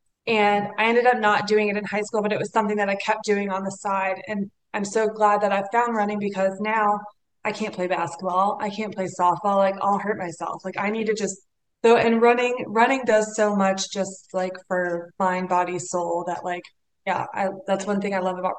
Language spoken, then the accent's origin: English; Atlanta, Georgia, United States; so my background was actually, I grew up in Atlanta, and you know, running was not really like a sport, like coming from my family, like very Southern, a little traditional